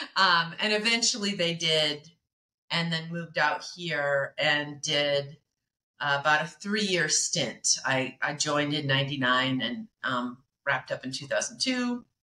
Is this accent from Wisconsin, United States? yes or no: no; Medford, Oregon, United States; I grew up in Oregon. I'm an Oregonian, uh, not in Portland